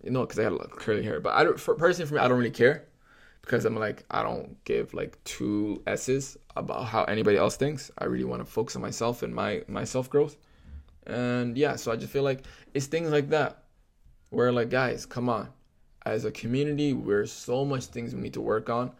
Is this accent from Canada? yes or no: yes; Toronto, Ontario, Canada; I grew up in Scarborough and grew up with the communities around me